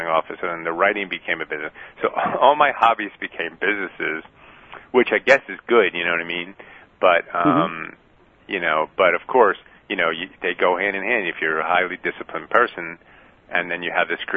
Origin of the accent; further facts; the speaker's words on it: New York City, New York, United States; moved away as an adult; also born or lived in San Francisco; I was born in the Bronx